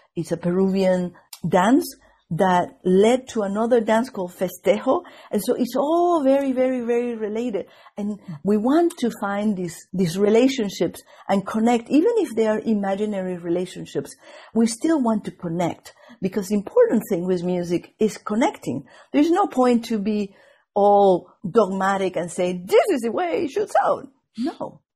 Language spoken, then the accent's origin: English; Venezuela; English is a second language; moved away as an adult; also born or lived in Indiana; now in Boston, United States